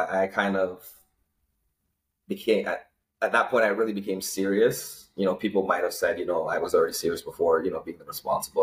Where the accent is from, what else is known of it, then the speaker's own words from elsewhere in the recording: Toronto, Ontario, Canada; also born or lived in Malvern; I was born and raised in Scarborough